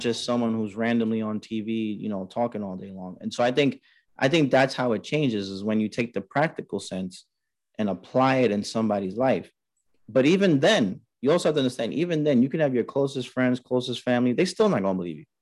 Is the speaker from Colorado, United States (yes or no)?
no; New York City, New York, United States; growing up in Queens, New York